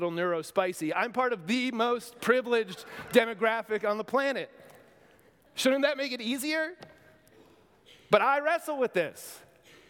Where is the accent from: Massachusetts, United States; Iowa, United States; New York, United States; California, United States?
New York, United States; near New Rochelle; in New Rochelle, New York, near my hometown